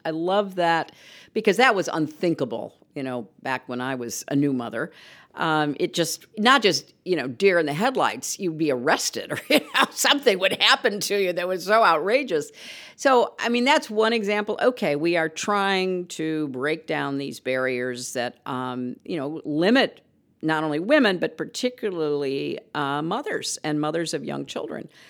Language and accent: English; United States; As an American